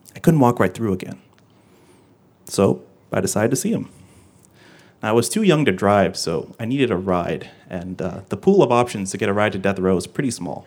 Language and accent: English; Georgia, United States; the state of Georgia, my home state